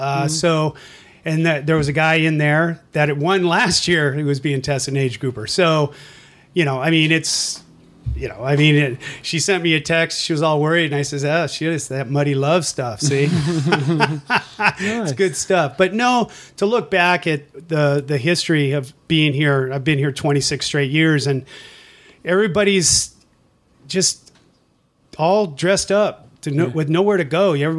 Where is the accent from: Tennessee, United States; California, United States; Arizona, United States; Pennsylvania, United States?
California, United States; also born or lived in Anchorage, Alaska; Well, I was born in Anchorage, Alaska. Mm. And then relocated to California after the 64 earthquake. So now we're aging myself.